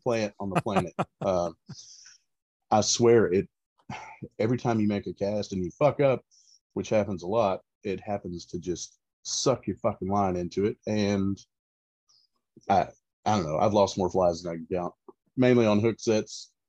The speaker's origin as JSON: {"language": "English", "region": "Central Florida", "country": "United States", "moved": "as an adult", "lives_now": "East Tennessee, United States", "said": "I am originally from Florida, uh, Central Florida specifically, um, and I, have grown up fishing"}